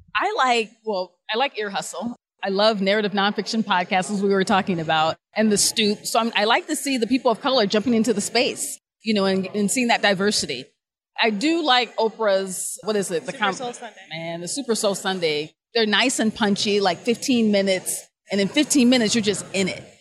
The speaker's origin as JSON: {"language": "English", "town": "Akron", "region": "Ohio", "country": "United States", "tie": "born or raised there", "also_born_or_lived": "Buffalo / Cincinnati", "moved": "as an adult", "lives_now": "Cairo, Egypt", "said": "I'm an Ohioan, so born and raised in Akron, Ohio"}